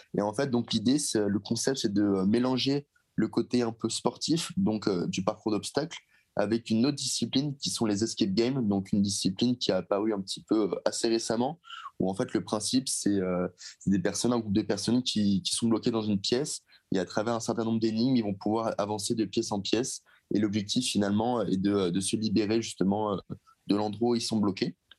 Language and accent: French; Seine-et-Marne, Île-de-France, France; je suis originaire de Seine-et-Marne, dans le 77